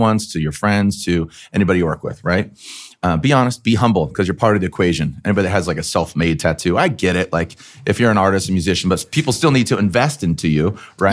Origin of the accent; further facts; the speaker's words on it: San Diego, California, United States; also born or lived in Arizona; I grew up in San Diego